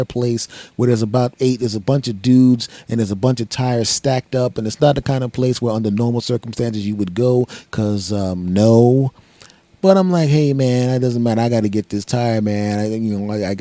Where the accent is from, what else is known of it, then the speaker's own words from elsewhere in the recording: Philadelphia, Pennsylvania, United States; my hometown of Philadelphia